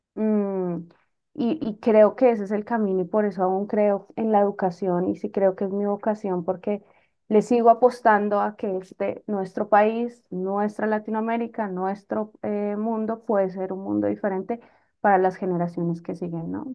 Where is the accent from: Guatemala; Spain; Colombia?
Colombia; Bogotá; yo soy bogotana